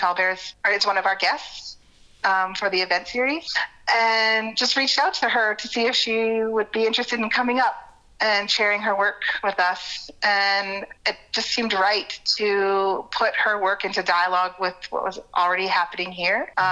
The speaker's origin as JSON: {"language": "English", "town": "Whitehorse", "region": "Yukon", "country": "Canada", "tie": "born there", "said": "And I was born here in Whitehorse, grew up away, and um, have been here for the last seven years."}